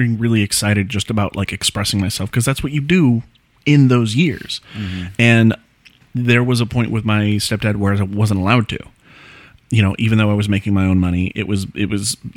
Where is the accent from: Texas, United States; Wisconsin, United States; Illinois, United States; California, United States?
California, United States; Palm Springs; I grew up in Palm Springs, in and around the town